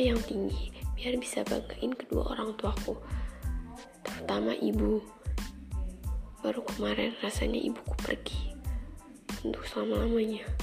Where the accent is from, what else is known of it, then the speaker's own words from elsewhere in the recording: Lampung, Indonesia; Oh iya, asal aku dari Lampung Selatan, guys.